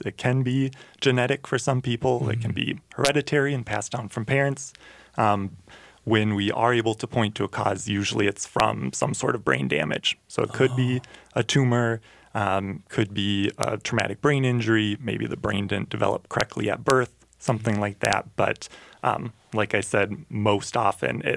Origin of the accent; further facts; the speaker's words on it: Hopkins, Minnesota, United States; I'm local. I grew up in Hopkins here